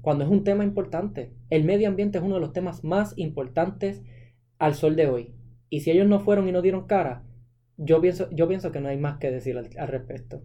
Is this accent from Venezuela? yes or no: no; Puerto Rico; todos como ciudadanos puertorriqueños